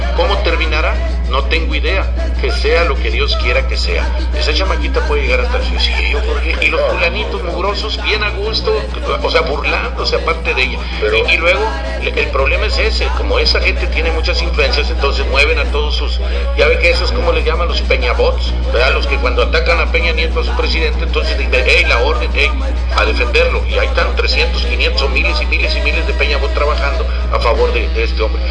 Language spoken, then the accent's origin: Spanish; Río Bravo, Tamaulipas, Mexico; todos somos de Río Bravo